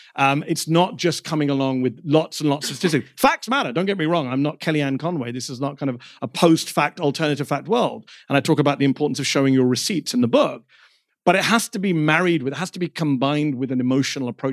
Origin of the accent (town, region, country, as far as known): United Kingdom; born or raised there; moved away